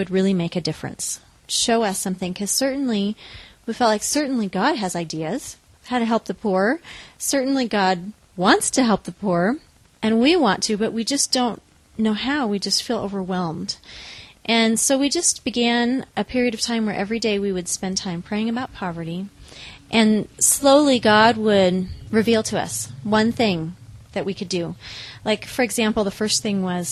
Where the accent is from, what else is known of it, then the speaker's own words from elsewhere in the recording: Newberg, Oregon, United States; also born or lived in Los Angeles, California; now in Kigali, Rwanda; I grew up in Newburgh, Oregon